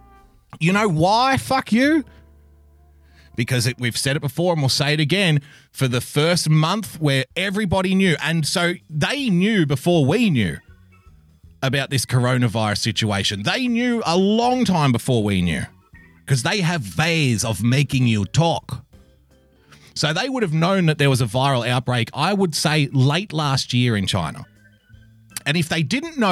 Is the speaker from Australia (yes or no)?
yes; Sydney, New South Wales, Australia; I'm from Sydney